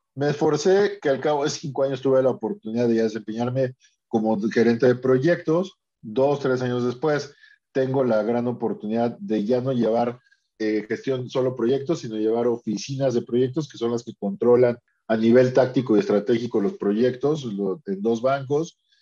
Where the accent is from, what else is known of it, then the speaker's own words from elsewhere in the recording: Mexico; aquí en mi país, ¿no? En México